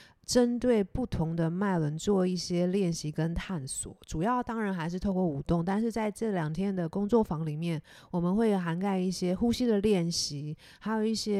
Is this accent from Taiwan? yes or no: yes; Taiwan; 我我是台湾人。